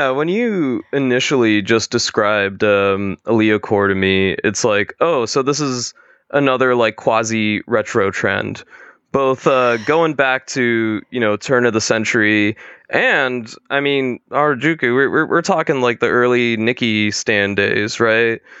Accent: Atlanta, Georgia, United States; I'm an artist from Atlanta

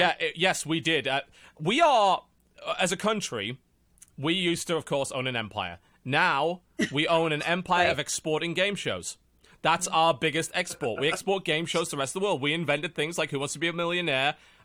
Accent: England, United Kingdom; I'm English.

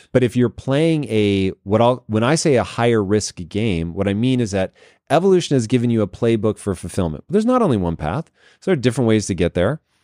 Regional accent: Tacoma, Washington, United States; I grew up in Tacoma, Washington

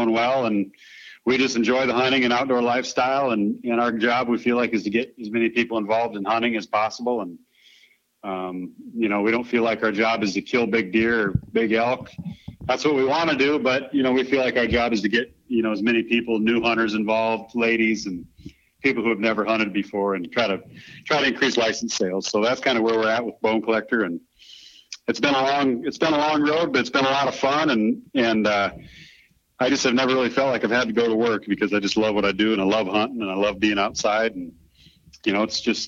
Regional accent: South Dakota, United States; I was from South Dakota

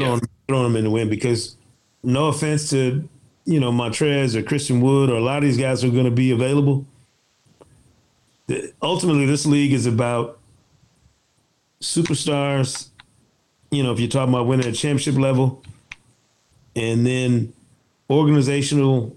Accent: Michigan, United States; I'm from Michigan

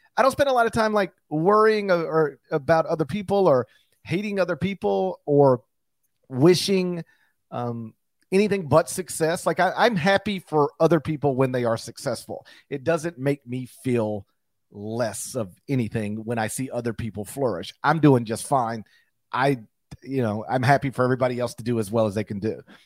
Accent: Mississippi, United States; my home state

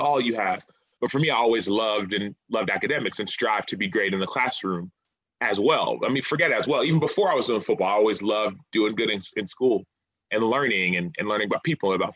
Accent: Dallas, Texas, United States; I'm from Dallas

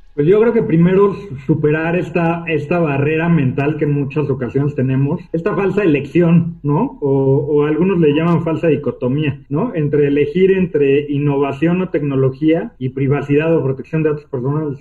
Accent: Mexico; Estudié en la UNAM soy mexicano, soy funcionario público

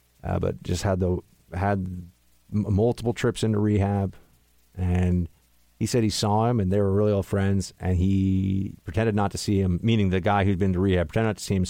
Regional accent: New York City, New York, United States; growing up in New York City, there were a lot of drugs here

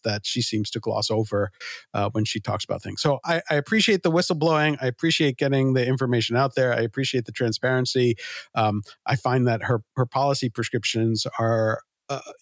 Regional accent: New York, United States; I grew up in New York

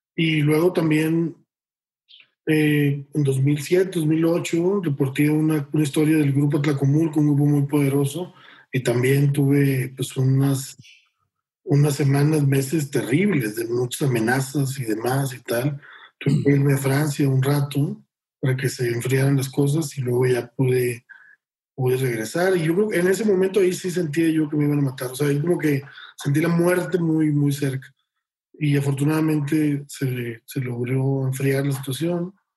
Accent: Monterrey, Nuevo León, Mexico; yo soy de Monterrey

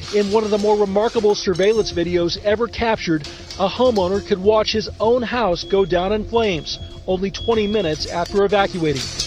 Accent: Midwest, United States; I grew up in the Midwest

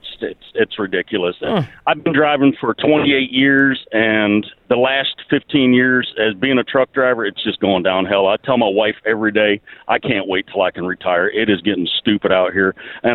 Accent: Arkansas, United States; I'm from Arkansas

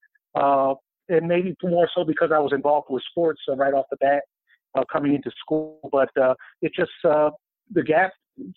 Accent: Pennsylvania, United States; moved away as an adult; also born or lived in South Carolina; I grew up in Pennsylvania

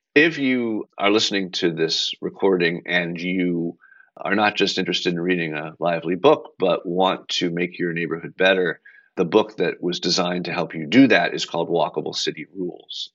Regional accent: Belmont, Massachusetts, United States; also born or lived in Brookline, Massachusetts; I grew up in Belmont, next to very close to McLean

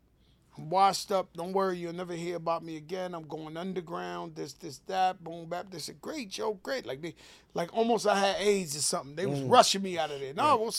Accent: New York, United States; So I'm so from New York. I'm a member of …, this real boom bap hip hop.

